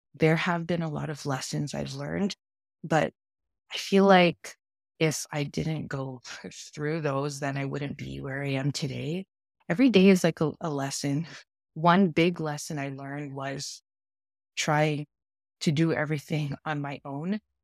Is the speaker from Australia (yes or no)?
no; Toronto, Ontario, Canada; also born or lived in New York; now in Toronto, Canada; I grew up in Toronto, Canada